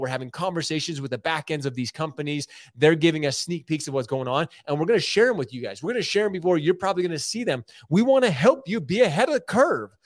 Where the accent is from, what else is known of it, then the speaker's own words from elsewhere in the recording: Utah, United States; also born or lived in Michigan; Being from Michigan, born in Michigan, I typically don't say that 'cause I always say I'm from Utah 'cause I'm a Utah dude.